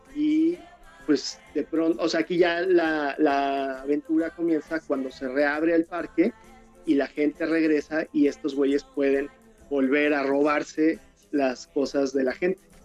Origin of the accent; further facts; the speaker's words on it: Mexico; el, letrista, el colorista y yo, que soy el ilustrador, somos mexicanos